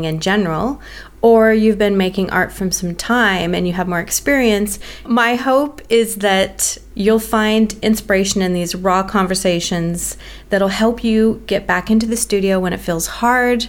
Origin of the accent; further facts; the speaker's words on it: United States; moved away as an adult; now in Melbourne, Australia; I'm American born and I'm living in Melbourne, Australia